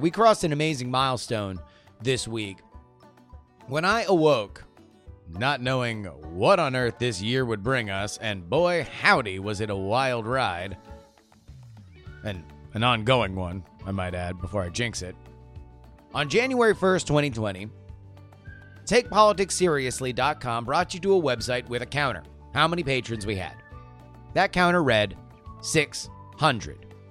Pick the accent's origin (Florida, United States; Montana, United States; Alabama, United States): Florida, United States; growing up in Florida politics